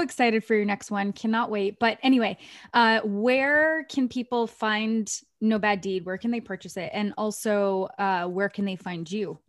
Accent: Maine, United States; moved away; I grew up in Maine

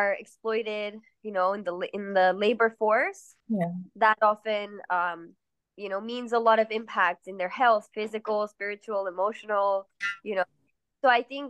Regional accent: Mexico City, Mexico; also born or lived in Queens, New York; now in New York, United States; I'm from Mexico City. I grew up there.

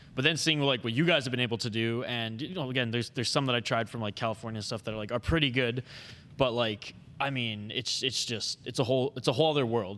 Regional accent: Vancouver Island, British Columbia, Canada; now in Minnesota, United States; when I went back home to Vancouver Island last summer

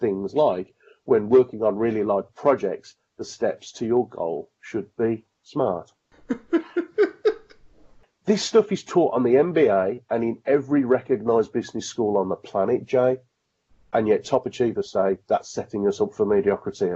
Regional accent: Birmingham, West Midlands, United Kingdom; I'm a Brummie

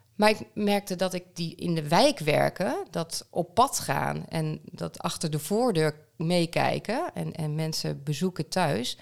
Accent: Groningen, Netherlands; also born or lived in Amsterdam; Groningen, waar mijn geboorteplaats is

